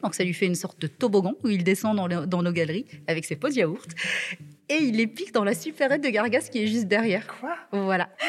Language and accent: French; Marrakech, Marrakesh-Safi, Morocco; moved away as an adult; now in Vaucluse, France; Ça fait 7 ans maintenant que je suis en France. Je viens de Marrakech